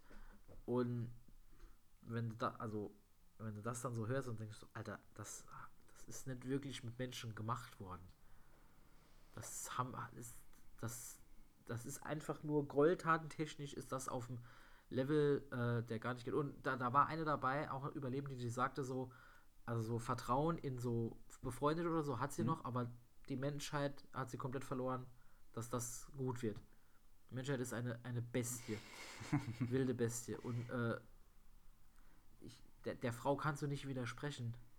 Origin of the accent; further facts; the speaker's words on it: Germany; als Deutscher